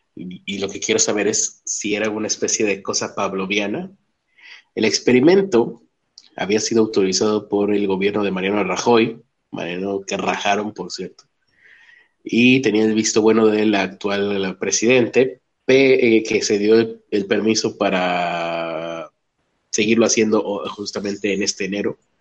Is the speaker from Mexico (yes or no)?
yes; Mexico; lo dice alguien de México